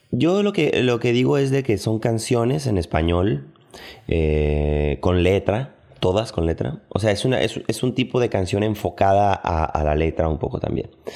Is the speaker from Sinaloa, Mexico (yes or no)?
yes; Culiacán, Sinaloa, Mexico; now in Mexico City, Mexico; Soy de Culiacán, Sinaloa, pero radico en el DF desde hace casi 15 años